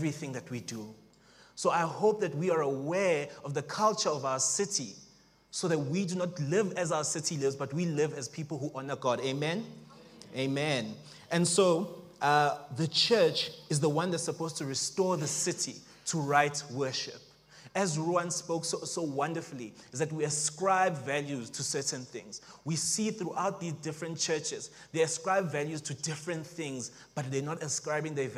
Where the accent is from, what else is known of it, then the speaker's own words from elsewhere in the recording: Springs, Gauteng, South Africa; also born or lived in Johannesburg; now in Pretoria, South Africa; originally, I am from Springs